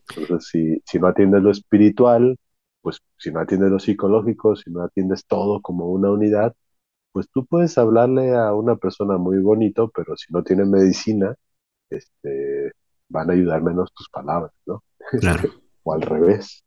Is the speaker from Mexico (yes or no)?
yes; Mexico; mi gente, en mi pueblo